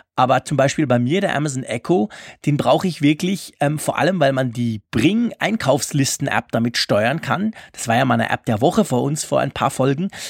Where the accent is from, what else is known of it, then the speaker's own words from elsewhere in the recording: Switzerland; accent: Swiss German; meinem komischen Schweizer Dialekt